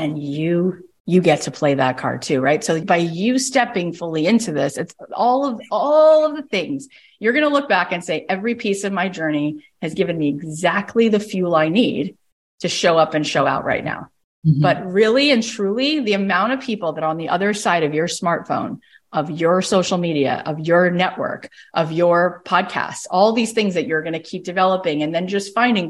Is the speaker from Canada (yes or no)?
yes; Canada; I'm a mom. I had a baby earlier. Why? I'm also Canadian.